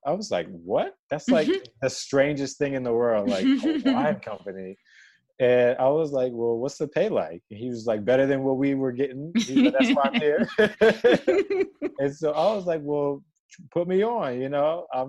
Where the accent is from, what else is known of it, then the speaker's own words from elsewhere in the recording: Maryland, United States; now in Odenton, United States; So I was born in D.C.